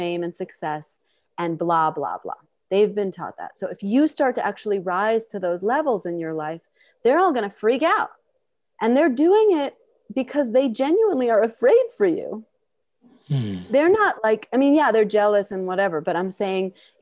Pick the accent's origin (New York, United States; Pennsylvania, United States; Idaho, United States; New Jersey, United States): New York, United States; New York City; I'm from Queens